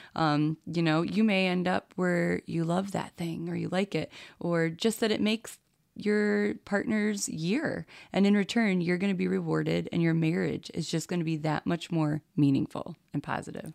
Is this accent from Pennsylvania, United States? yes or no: no; New York, United States; being a New Yorker and in Alabama